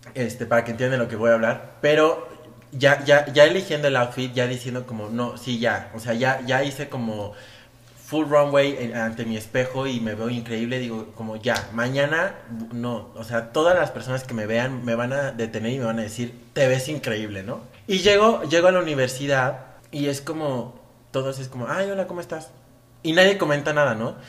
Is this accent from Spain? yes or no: no; Mexico; los mexicanos, que somos